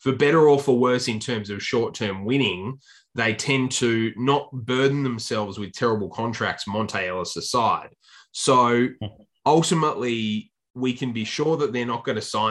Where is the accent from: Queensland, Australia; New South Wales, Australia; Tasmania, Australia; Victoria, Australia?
Tasmania, Australia; the Tasmania Jack Jumpers, my hometown team